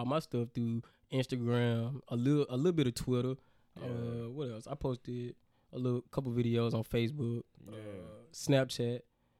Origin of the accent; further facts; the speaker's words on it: Montgomery, Alabama, United States; I'm from Montgomery, 334. Hey, don't know what to say about that. I'm from Montgomery, Alabama.